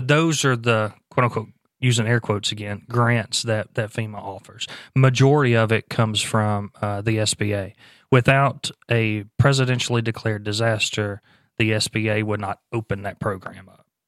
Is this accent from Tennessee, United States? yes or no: no; Louisiana, United States; moved away; Louisiana last year, uh, which is my home state